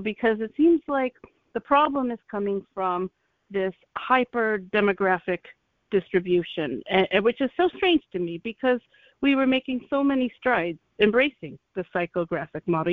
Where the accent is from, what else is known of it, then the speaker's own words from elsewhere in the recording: Ohio, United States; I'm from Ohio also. We grew up very similar.